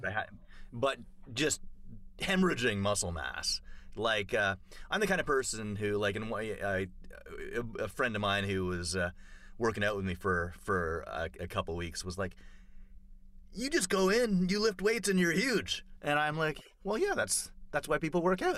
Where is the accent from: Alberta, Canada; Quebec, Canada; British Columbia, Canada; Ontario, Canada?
Ontario, Canada; Toronto; moved away; I grew up in Toronto